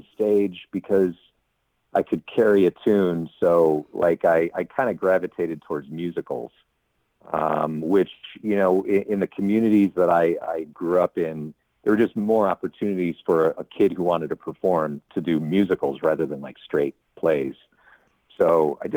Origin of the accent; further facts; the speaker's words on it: Chicago, Illinois, United States; Born and raised in the Chicago suburbs and then moved to the city as a grown up